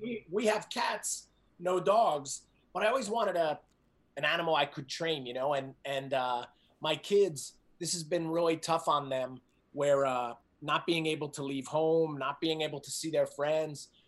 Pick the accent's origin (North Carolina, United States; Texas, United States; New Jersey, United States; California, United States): New Jersey, United States; moved away as an adult; I grew up in New Jersey, outside of uh, New York City